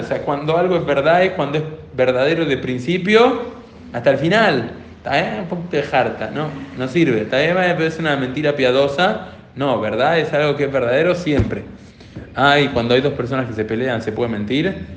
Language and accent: Spanish; Argentina; como argentinos, o como argentinos y argentinas, también como personas que vivimos acá en Argentina